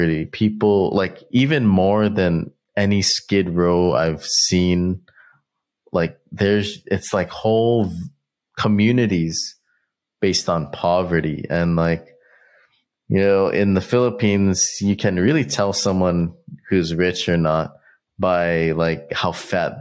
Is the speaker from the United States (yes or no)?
yes; United States; we're really lucky to grow up and be raised in America